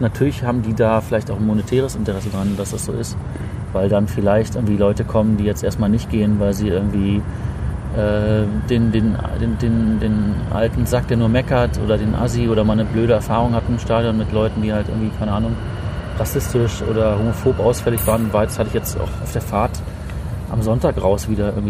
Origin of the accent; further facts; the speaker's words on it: East Germany, Germany; Mich hatte das als, als Ostkind